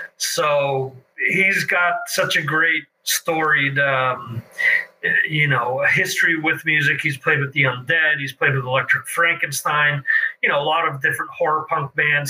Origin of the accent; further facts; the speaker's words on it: Dover, New Jersey, United States; growing up in Morris County in, in Dover, we had our fireworks every year